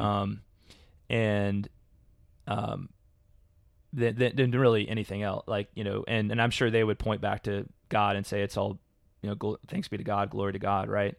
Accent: Louisville, Kentucky, United States; I grew up in Louisville, Kentucky

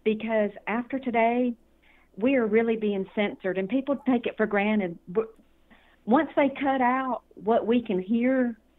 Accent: Georgia, United States; And I'm from Georgia, so, you know, I can't vote for anybody outside of Harrelson County

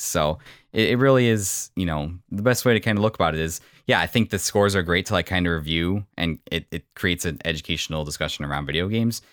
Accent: Illinois, United States; moved away as an adult; also born or lived in south side of Chicago; now in Northwest Indiana, United States; I grew up in Illinois

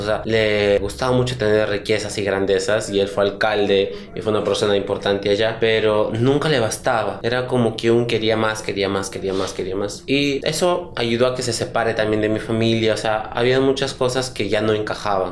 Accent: Chachapoyas, Amazonas, Peru; la parte de donde yo soy, que es Chachapoyas, de Mebamba.

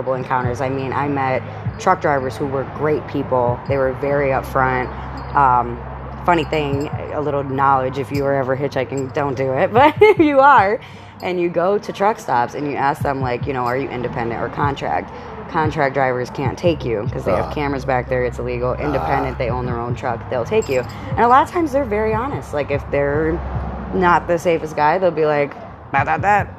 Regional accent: Buffalo, New York, United States; moved away; I'm from Buffalo, New York originally

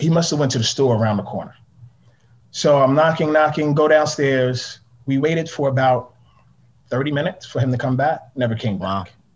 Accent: New York City, New York, United States; I grew up in Harlem

